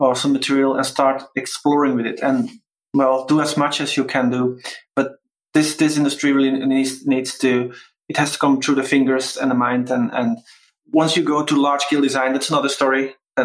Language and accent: English; Belgium; born or raised there